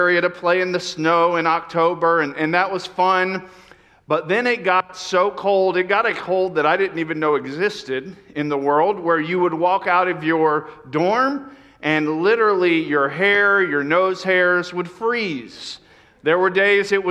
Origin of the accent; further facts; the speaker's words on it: Florida, United States; moved away as an adult; also born or lived in New York; I grew up in Florida where we had a couple hours of fall